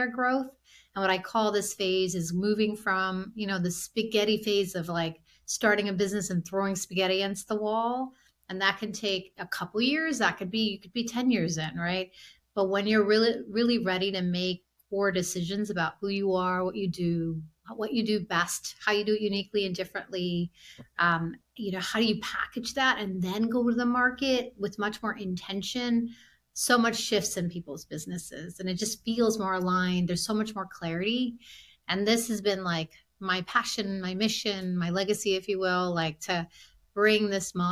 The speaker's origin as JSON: {"language": "English", "town": "Silver Spring", "region": "Maryland", "country": "United States", "tie": "born or raised there", "also_born_or_lived": "India", "said": "Born and raised in Silver Spring. I grew up in a small business immigrant family"}